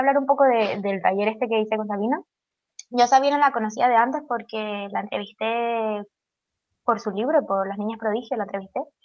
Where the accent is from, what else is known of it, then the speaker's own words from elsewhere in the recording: Tenerife, Canary Islands, Spain; moved away as an adult; now in Madrid, Spain; me voy a mudar a Tenerife de nuevo.